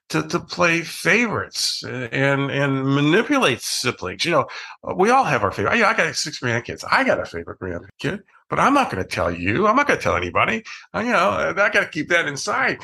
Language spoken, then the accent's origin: English; Ohio, United States; I grew up in Ohio